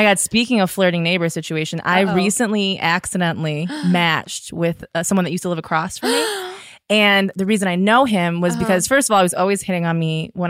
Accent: Michigan, United States; I just say I'm from Michigan.

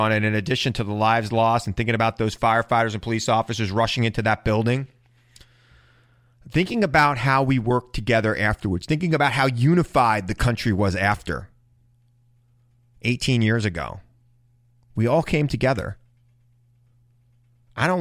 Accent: New York City, New York, United States; I'm a New Yorker, and I lived through it

